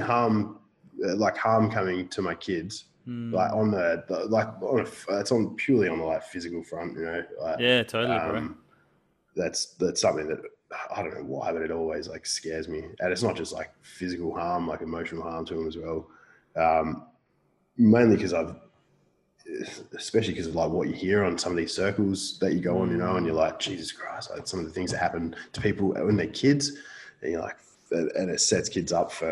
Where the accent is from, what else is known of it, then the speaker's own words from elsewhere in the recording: Perth, Western Australia, Australia; I grew up on the northern coastal suburbs of Perth, and I still reside in the northern coastal suburbs of Perth.